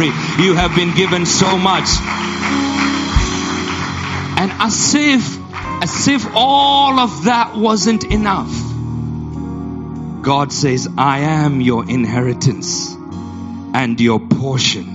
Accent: Yola, Adamawa, Nigeria; I was born in Nigeria, in Yola, Nigeria.

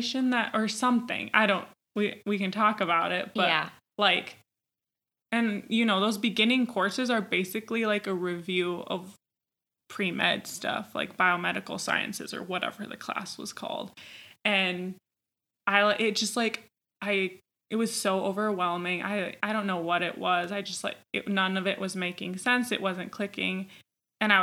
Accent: Minnesota, United States; moved away as an adult; also born or lived in Virginia; I'm from Minnesota

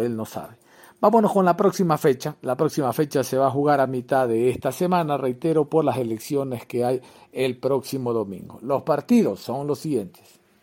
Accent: Guayaquil, Guayas, Ecuador; como guayaquileño

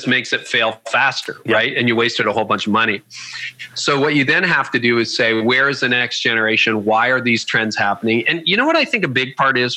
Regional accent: Canada; I'm Canadian

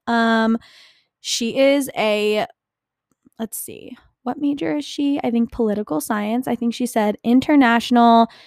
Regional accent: New Jersey, United States; I'm from New Jersey

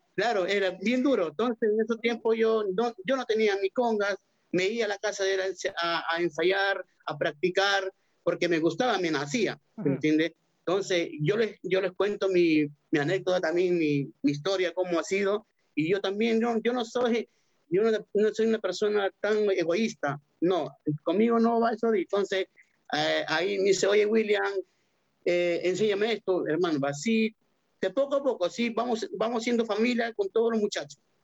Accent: Peru; moved away as an adult; now in Santiago, Chile; yo soy peruano

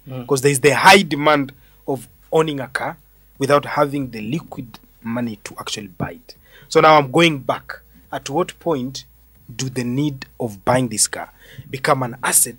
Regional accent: Kenya; as a Kenyan

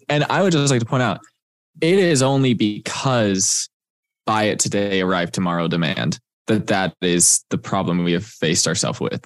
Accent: Texas, United States; moved away; I'm from Texas

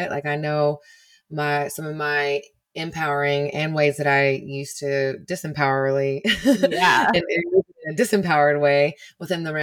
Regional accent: Texas, United States; deep in the heart of the Bible Belt, too.

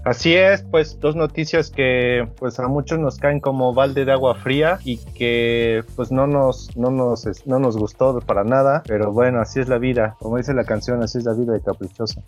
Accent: Mexico; latinos y mexicanos

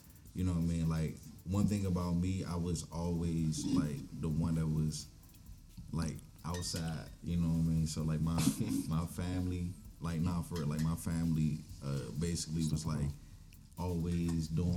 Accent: Glenarden, Maryland, United States; I grew up in Glenarden.

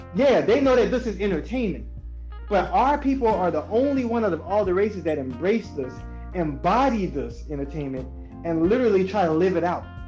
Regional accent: United States; Black people in America

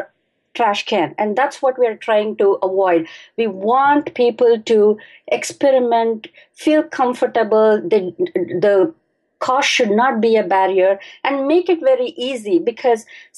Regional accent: Bangalore, Karnataka, India; I was born and I grew up in Bangalore, and that's in India

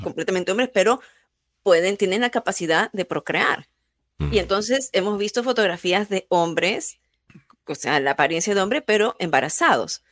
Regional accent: Peru; now in United States; tu arraigo de, de cultura, en, en mi caso, peruana

